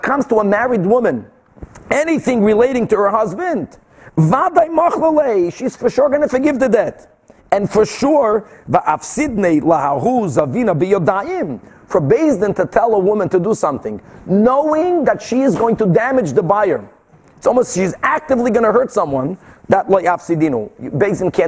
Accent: Brazil; moved away; I grew up like that in Brazil. My father was constantly selling

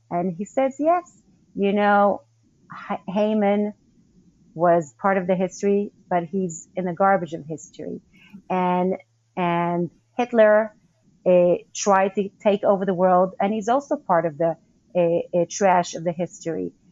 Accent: Northern District, Israel; Okay, so I grew up in the Golan Heights, that's up north.

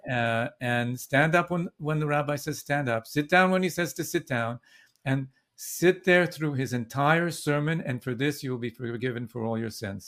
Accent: Vancouver, British Columbia, Canada; now in Brooklyn, United States; I was born in Vancouver.

